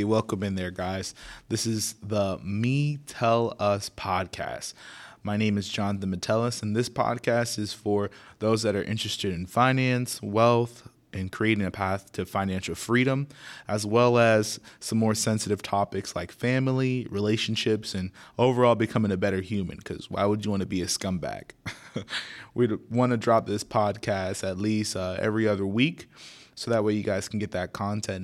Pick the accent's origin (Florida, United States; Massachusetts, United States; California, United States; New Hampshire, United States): Florida, United States; Naples; born and raised in Naples, Florida